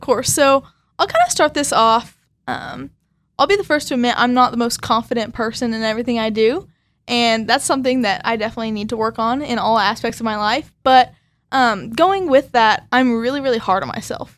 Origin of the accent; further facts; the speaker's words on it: Arcadia, Oklahoma, United States; I'm from Arcadia, Oklahoma.